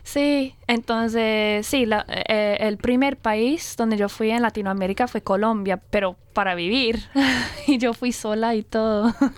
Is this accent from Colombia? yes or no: no; Brisbane, Queensland, Australia; Spanish is a second language; yo soy australiana, soy de aquí, eh, pero hablo el español